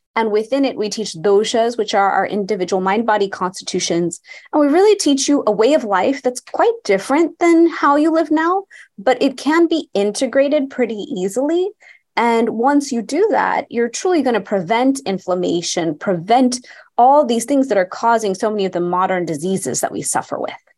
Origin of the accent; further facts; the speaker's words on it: Houston, Texas, United States; I grew up in Houston, Texas, to an Indian family, and we'd go to India every single year